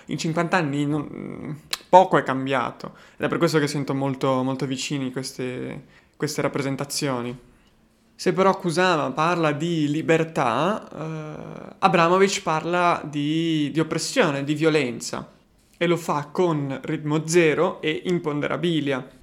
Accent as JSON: {"language": "Italian", "town": "Genoa", "region": "Liguria", "country": "Italy", "accent": "Genoese (cadence)", "said": "essendo genovese"}